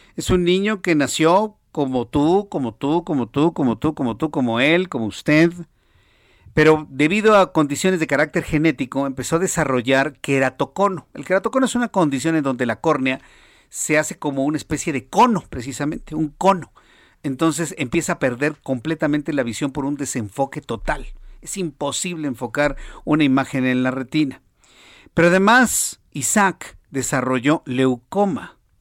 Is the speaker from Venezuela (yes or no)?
no; Mexico; en México